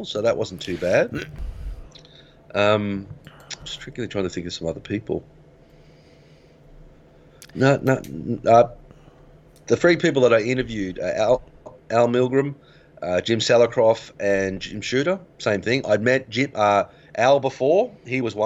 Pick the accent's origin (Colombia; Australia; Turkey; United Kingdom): Australia; Griffith, New South Wales; when we grew up in Griffith